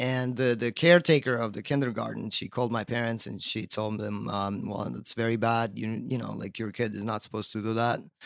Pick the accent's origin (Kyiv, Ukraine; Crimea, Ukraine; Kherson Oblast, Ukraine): Crimea, Ukraine; also born or lived in Virginia Beach, Virginia, United States; now in Brooklyn, United States; I was born in, uh, Crimea